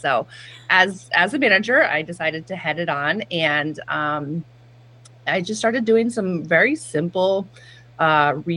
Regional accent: Chatham, New York, United States; moved away as an adult; also born or lived in Boston; Chatham, New York is my hometown

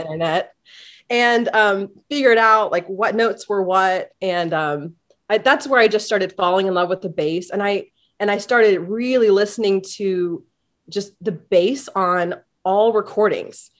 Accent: Kokomo, Indiana, United States; I grew up in Kokomo, Indiana, about an hour north of Indianapolis

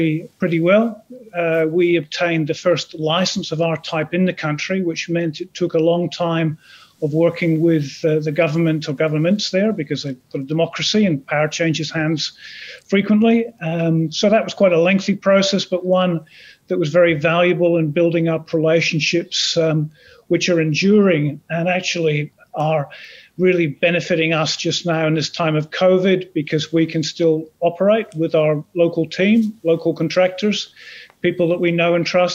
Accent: Aberdeen, Scotland, United Kingdom; accent: vague Scottish burr; now in Australia; I'm from Aberdeen in Scotland originally, but I've lived in Australia for around 25 years

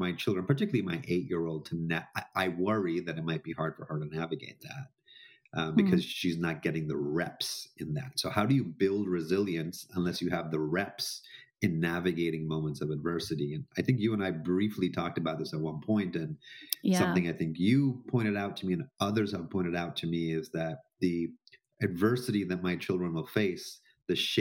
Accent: Jamaica; I grew up in Jamaica, in an Indian, you know, sort of household

